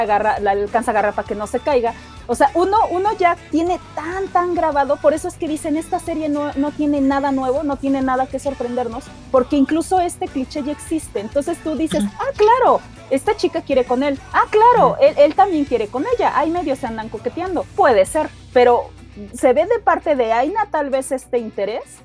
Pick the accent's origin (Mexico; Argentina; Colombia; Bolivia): Mexico; solamente los mexicanos íbamos a agarrar la onda